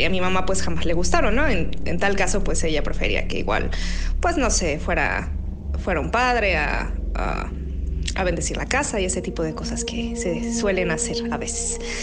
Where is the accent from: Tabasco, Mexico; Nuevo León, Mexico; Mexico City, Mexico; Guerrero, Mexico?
Mexico City, Mexico; yo cuando era pequeña y estábamos en la Ciudad de México, vivíamos en una colonia que se llama La del Valle